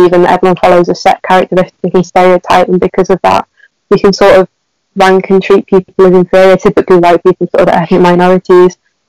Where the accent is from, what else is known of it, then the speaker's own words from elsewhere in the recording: United Kingdom; I'm 17, and I am also white British